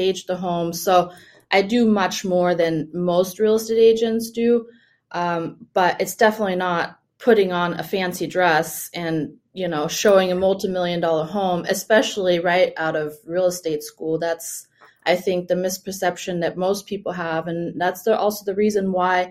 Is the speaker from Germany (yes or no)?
yes; Germany; first language German; English is a second language; now in Florida, United States; I grew up in Germany